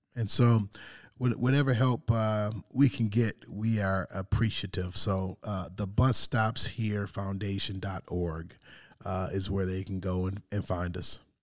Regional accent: Detroit, Michigan, United States; growing up in Detroit

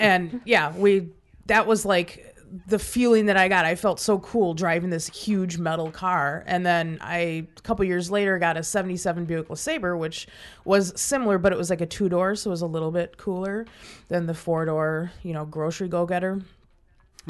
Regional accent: Milwaukee, Wisconsin, United States; growing up in Milwaukee, there's plenty of bridges that open up near downtown

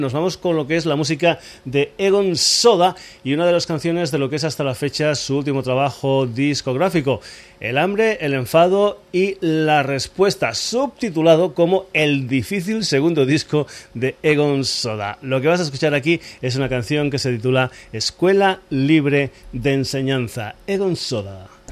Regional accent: Extremadura, Spain; mi tierra, estuvo por Badajoz, por Cáceres y por Almendralejo, es decir, por Extremadura.

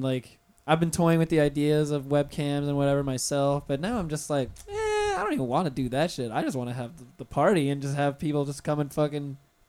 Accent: Pensacola, Florida, United States; moved away as an adult; now in Orlando, United States; I'm from Pensacola originally. Back when I just first moved to Orlando when I was 18

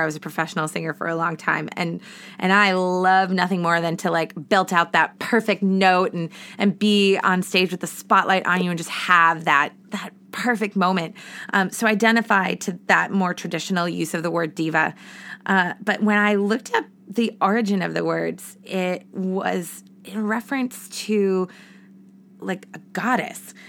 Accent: Massachusetts, United States; moved away as an adult; now in Boston, United States; I moved back to my hometown and then, um, eventually into Boston. So I moved back to Massachusetts

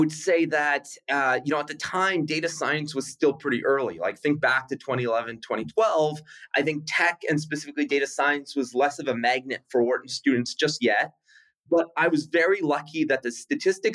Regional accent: Winnipeg, Manitoba, Canada; moved away as an adult; I grew up in Winnipeg, Canada.

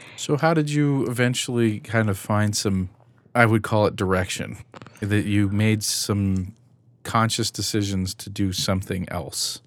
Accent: California, United States; now in Salt Lake City, United States; I'm not originally from the west side of Salt Lake City, I'm from California

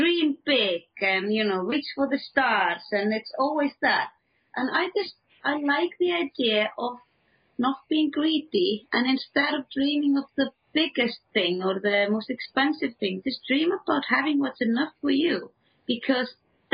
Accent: Iceland; moved away; also born or lived in England; when I moved back to the Icelandic countryside

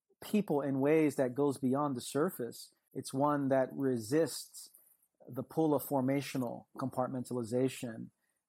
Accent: New York, United States; I'm from New York. I'm in the city that never sleeps.

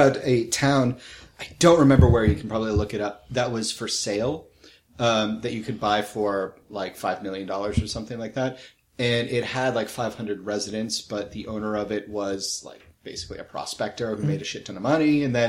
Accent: New England, United States; I'm from New England.

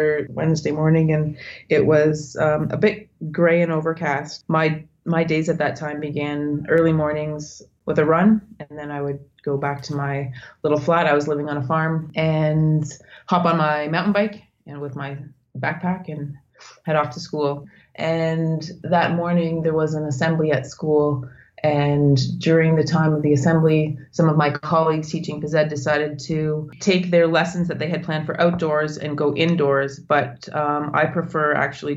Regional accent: Northern Ontario, Canada; moved away as an adult; I'm Canadian. I was born in Northern Ontario

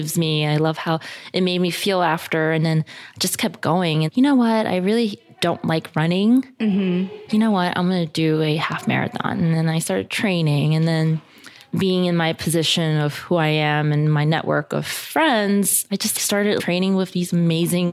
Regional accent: New York City, New York, United States; also born or lived in Hong Kong; I'm from Queens, New York. I was born in Hong Kong, mm-hmm. but I moved here when I was 3. So okay. I've been in New York all my life.

